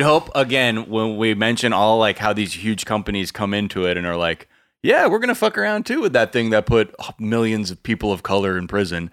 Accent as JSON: {"language": "English", "region": "California", "country": "United States", "tie": "born or raised there", "said": "Growing up in California"}